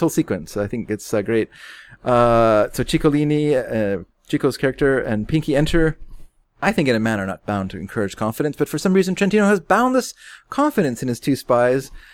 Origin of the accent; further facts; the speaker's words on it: Canada; we're Canadian